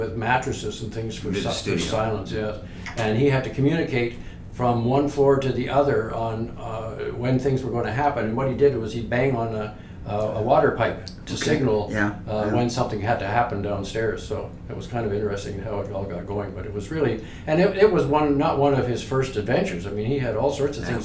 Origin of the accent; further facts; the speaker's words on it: Toronto, Ontario, Canada; moved away as an adult; I'm from the West End of Toronto